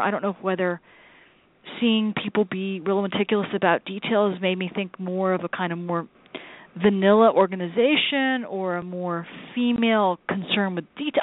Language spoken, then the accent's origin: English; United States; as an American, as a fellow American